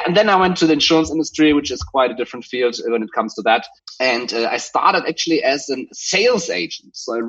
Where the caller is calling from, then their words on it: Hamburg, Germany; I call Hamburg, Germany, my home.